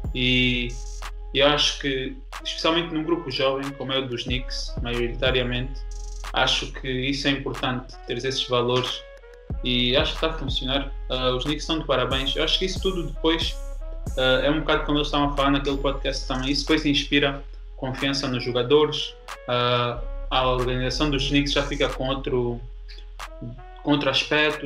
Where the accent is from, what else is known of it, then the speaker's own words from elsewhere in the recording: Angola; como angolano